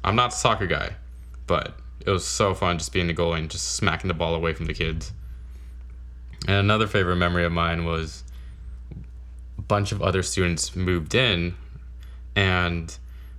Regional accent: San Jose, California, United States; So I was born and raised in San Jose, California to two Vietnamese parents

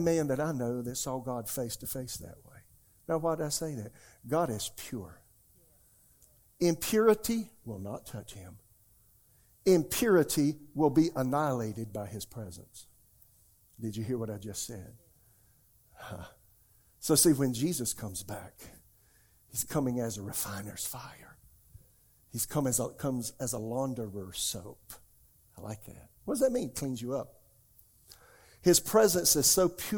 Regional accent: South Carolina, United States; now in Raleigh, United States; I'm from South Carolina

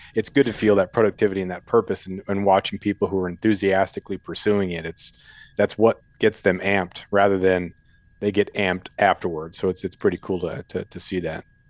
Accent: Colorado, United States; moved away; I was born in Colorado, and I've been back there for a couple uh, couple summers

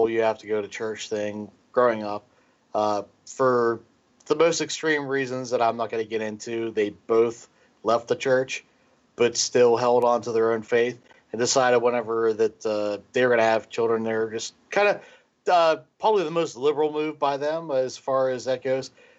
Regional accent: Ireland; accent: Irish; now in United States; I'm actually Irish. Unfortunately, I'm just stuck in America

